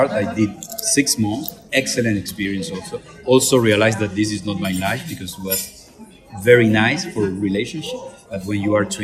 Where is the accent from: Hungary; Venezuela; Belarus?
Venezuela; English is a second language; moved away; also born or lived in Caracas / Montreal